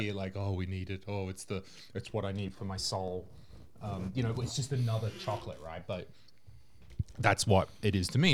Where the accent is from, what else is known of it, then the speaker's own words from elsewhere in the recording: Australia; now in Estonia; when I was growing up in Australia